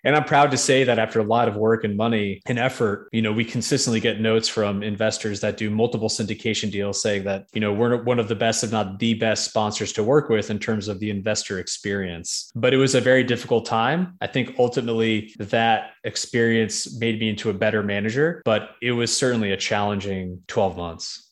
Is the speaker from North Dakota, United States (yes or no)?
no; New York, United States; moved away as an adult; also born or lived in Connecticut / Boston; now in Nashville, United States; I'm from New York originally.